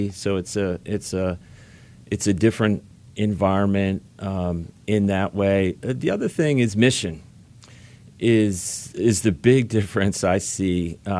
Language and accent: English; New Jersey, United States; I'm from New Jersey